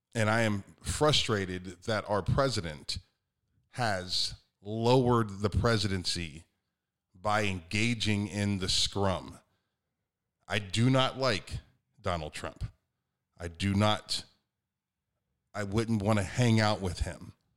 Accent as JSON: {"language": "English", "country": "United States", "said": "I'm an American"}